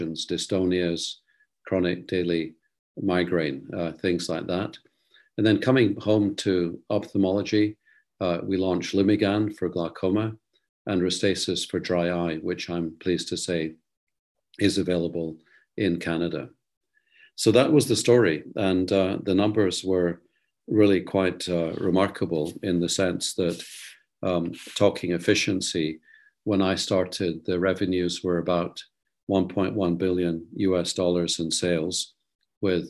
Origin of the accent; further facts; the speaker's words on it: Scotland, United Kingdom; moved away; also born or lived in Netherlands; being a Scotsman